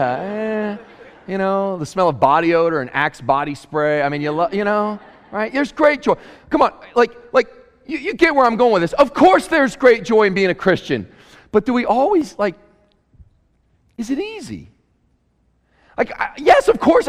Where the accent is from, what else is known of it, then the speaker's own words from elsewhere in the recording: Murray, Kentucky, United States; also born or lived in Queens, New York City; now in Cullman, United States; I grew up in Murray, Kentucky in a small town